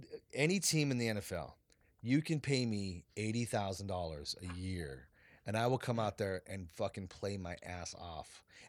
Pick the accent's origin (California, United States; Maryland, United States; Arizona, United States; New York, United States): California, United States; Fresno; I grew up in Fresno